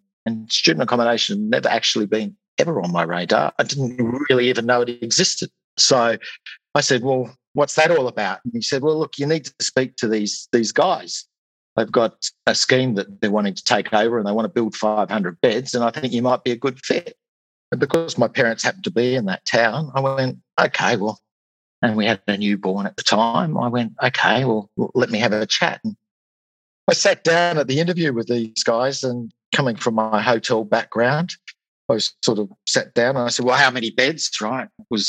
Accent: Australia; accent: Australian; moved away as an adult; now in United Kingdom; My accent probably gives that away, I would think. So yes, I'm an Australian in the UK, right? Well, maybe we'll start there. I've been in the UK now for a little over 10 years.

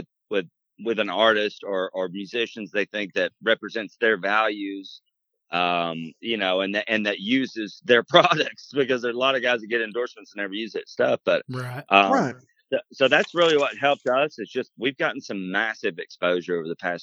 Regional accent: Chattanooga, Tennessee, United States; moved away as an adult; also born or lived in Nashville; I moved from Chattanooga right after high school, literally about 6 months after we graduated

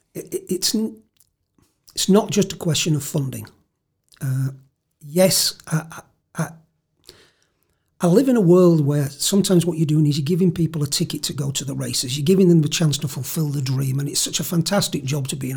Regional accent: Leeds, Yorkshire and the Humber, United Kingdom; I'm from Leeds, uh, Leeds lad born and bred

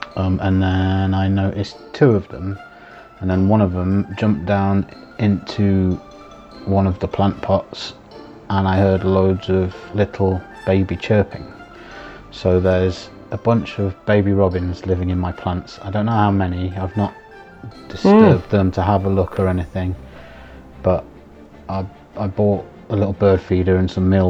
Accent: Nottingham, East Midlands, United Kingdom; I'm from Nottingham

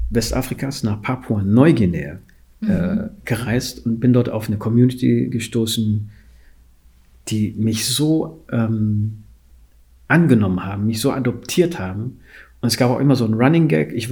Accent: Guinea; ich komme aus Guinea

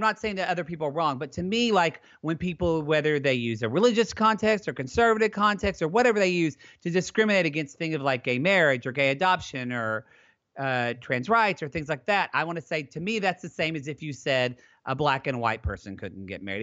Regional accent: Southern Oklahoma, United States; now in California, United States; I grew up in Southern Oklahoma with a father who is a Southern Oklahoma plumber

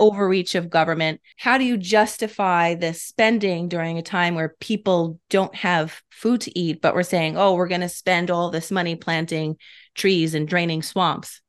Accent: New York, United States; I'm a New Yorker

